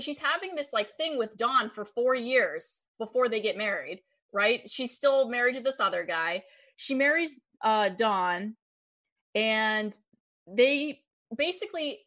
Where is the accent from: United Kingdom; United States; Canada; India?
United States; Erie, Pennsylvania; I'm from Erie, Pennsylvania